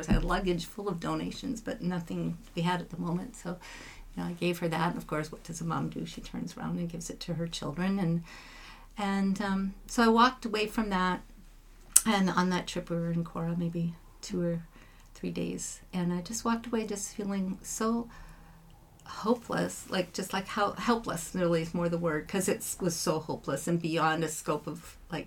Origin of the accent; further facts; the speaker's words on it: Abbotsford, British Columbia, Canada; also born or lived in Italy; I'm from Abbotsford, PC